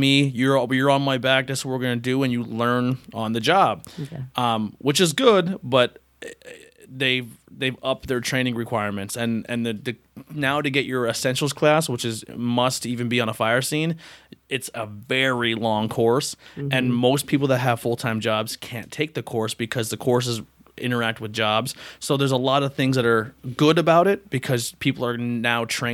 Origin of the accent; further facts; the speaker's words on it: Mount Carmel?, Pennsylvania, United States; also born or lived in Shenandoah, Pennsylvania; I grew up initially in Shenandoah and then pretty much raised in Monte City.